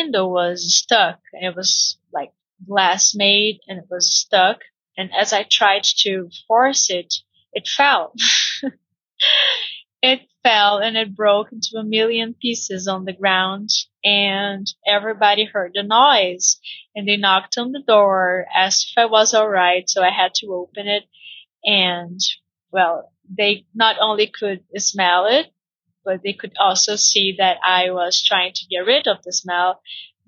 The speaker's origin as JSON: {"language": "English", "country": "Brazil", "second_language": "English", "said": "I'm Brazilian, and I work as an English teacher here in Brazil."}